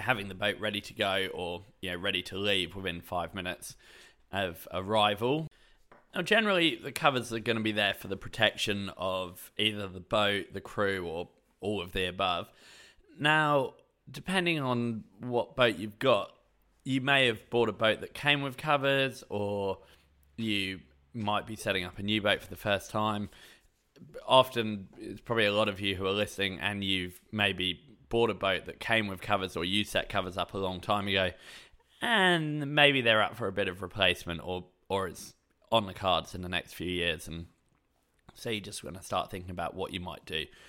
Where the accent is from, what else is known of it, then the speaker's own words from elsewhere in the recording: England, United Kingdom; moved away as an adult; now in Australia; I grew up in England, lived there until I was twenty-two, then moved to Australia